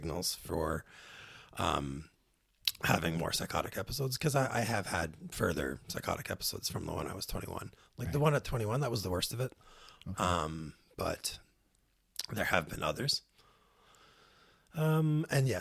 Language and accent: English; Ottawa, Ontario, Canada; moved away as an adult; also born or lived in Victoria, British Columbia; I grew up in Ottawa and moved from Ottawa to Victoria at the age of 18